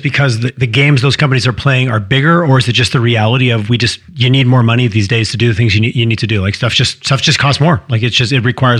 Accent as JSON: {"language": "English", "region": "Quebec", "country": "Canada", "tie": "born or raised there", "moved": "yes", "lives_now": "Alberta, Canada", "said": "I grew up in Quebec, didn't know a clue about Alberta until I moved here."}